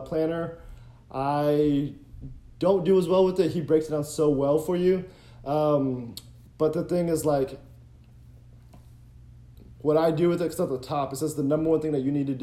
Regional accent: Cincinnati, Ohio, United States; We're both from Ohio

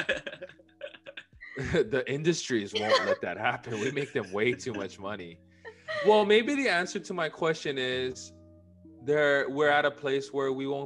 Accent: Hawaii, United States; we're both from Hawaii

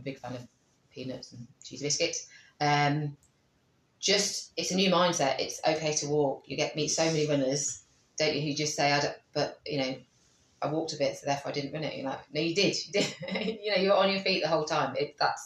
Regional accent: Coventry, West Midlands, United Kingdom; I said, oh, Coventry.

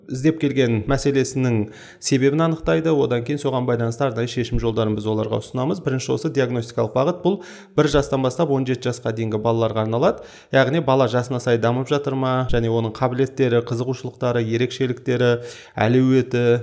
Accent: Almaty, Kazakhstan; осы алматы қаласының тумасымын жалпы үш баланың әкесімін бір қызым екі ұлым бар

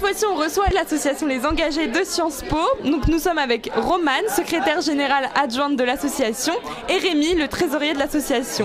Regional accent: Brittany, France; je viens de Bretagne

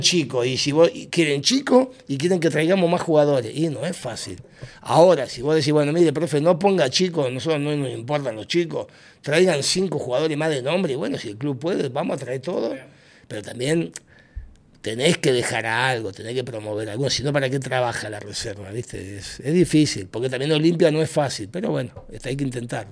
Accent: Argentina; moved away as an adult; also born or lived in Honduras; now in Tegucigalpa, Honduras; yo era independiente en Argentina

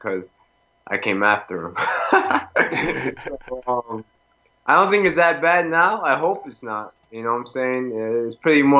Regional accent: Rhode Island, United States; I'm from the States

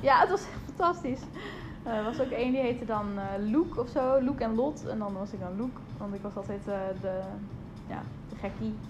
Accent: Friesland, Netherlands; Ik kom uit Friesland

